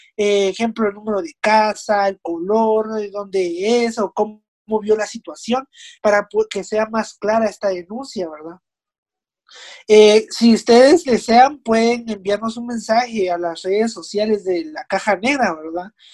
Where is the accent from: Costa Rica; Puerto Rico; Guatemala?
Guatemala; Nosotros como ciudadanos guatemaltecos responsables